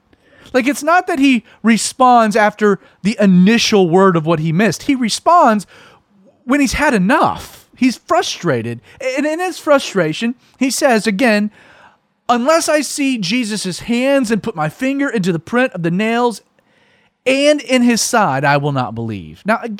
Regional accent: the American South, United States; in the Bible Belt culture of the American South, where I'm from

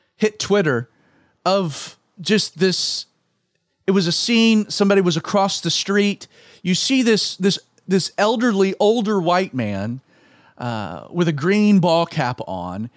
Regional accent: Atlanta, Georgia, United States; my own home city of Atlanta

